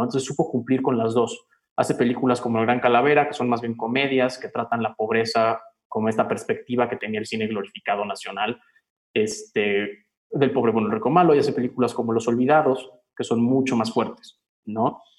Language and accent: Spanish; Mexico